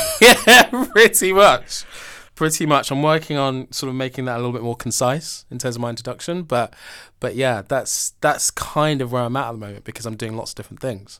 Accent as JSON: {"language": "English", "town": "Mitcham", "region": "London", "country": "United Kingdom", "tie": "born or raised there", "said": "I'm from South London, so depending who I'm talking to, I'm either from Wimbledon"}